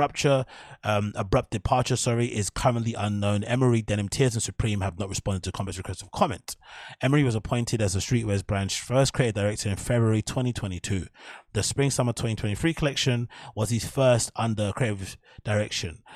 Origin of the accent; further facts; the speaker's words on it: England, United Kingdom; now in London, United Kingdom; as Brits or as English people